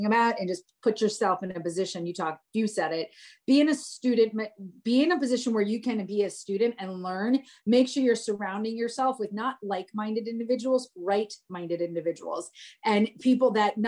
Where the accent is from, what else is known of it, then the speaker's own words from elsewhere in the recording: New Jersey, United States; moved away; also born or lived in Atlanta; I'm from New Jersey